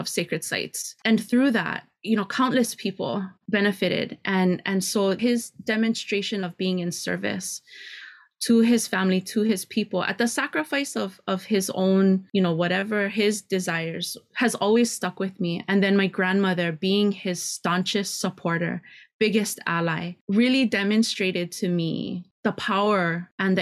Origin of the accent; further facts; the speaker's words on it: Kona, Hawaii, United States; also born or lived in Oahu; now in Hilo, United States; I grew up in Kona and then left and came to Hilo when I was fairly young, you know, still a teenager